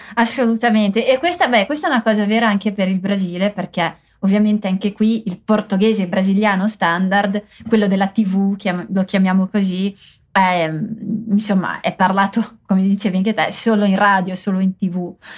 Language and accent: Italian; Mantua, Lombardy, Italy; non parlo il mantovano, che è la città dove sono cresciuta